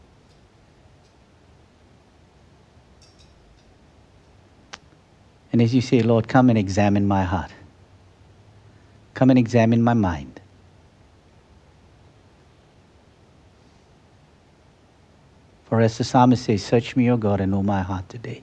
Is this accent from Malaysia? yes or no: yes; Malaysia; I come from Malaysia, and in Malaysia, you have the Muslims praying 5 hours a day